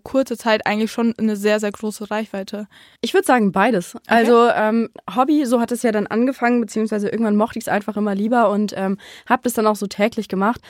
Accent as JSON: {"language": "German", "area": "near Frankfurt", "region": "Hesse", "country": "Germany", "said": "ich komme aus der Richtung von Frankfurt"}